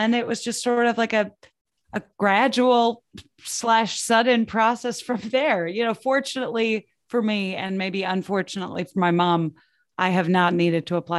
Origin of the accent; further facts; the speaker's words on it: Midwest, United States; I never really thought that I would make it as an actual like writer just because I'm like from the Midwest and my parents are not in creative fields.